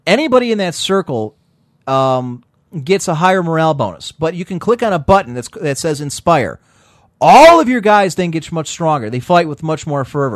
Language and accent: English; United States; As an American